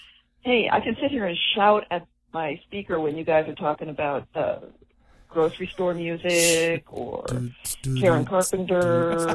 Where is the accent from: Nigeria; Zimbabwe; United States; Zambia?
United States; Texas; When I was growing up in Texas